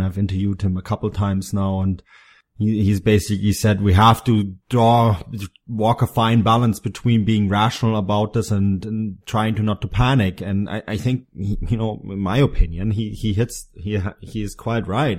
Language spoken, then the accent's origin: English; Bavaria, Germany; in Bavaria, my home state